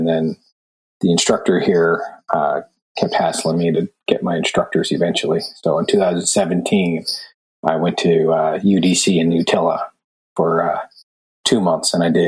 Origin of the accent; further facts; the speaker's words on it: Lower Sackville, Nova Scotia, Canada; Well, I grew up mainly in Lower Sackville, Nova Scotia, but my father's in shipbuilding, so we traveled a lot. Wherever the boat, once the boat floated, we moved to the next shipyard. I've been all over Canada.